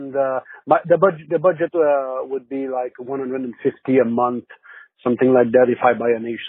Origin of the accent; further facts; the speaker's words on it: Salaberry-de-Valleyfield, Quebec, Canada; English is a second language; I'm from Valleyfield, Canada. I'm sorry. English is not my first language